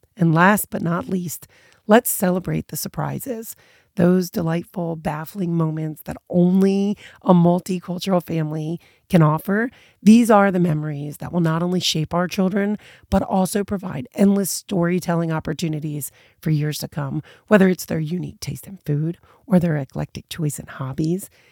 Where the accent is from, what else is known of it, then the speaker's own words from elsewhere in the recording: United States; my American background just kind of instilled in me